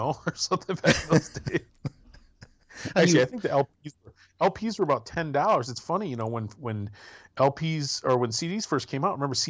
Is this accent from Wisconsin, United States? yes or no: yes; rural Wisconsin, United States; growing up in rural Wisconsin